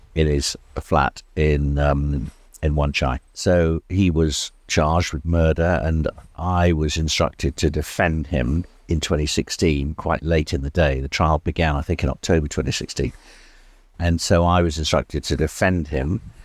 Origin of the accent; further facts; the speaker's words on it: South Wales, United Kingdom; moved away; also born or lived in England; I was born in England, moved when I was quite young to Wales. My father was a teacher in an international school in South Wales